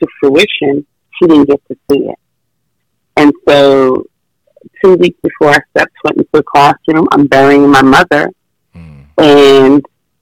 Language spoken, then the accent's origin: English; New York, United States; I was from New York